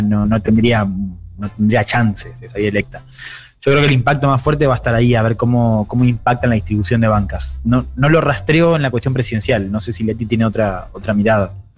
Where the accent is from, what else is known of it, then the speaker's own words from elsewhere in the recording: Argentina; now in Chile; Yo soy periodista argentina